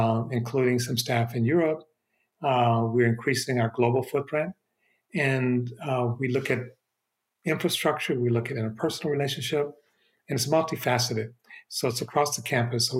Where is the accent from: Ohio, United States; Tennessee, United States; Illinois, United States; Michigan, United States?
Michigan, United States; Detroit; now in Berkeley, United States; I'm from Detroit. My family is still in the Detroit area, and I'll be there over Thanksgiving. Michigan still feels like home, even though I haven't lived there for many years now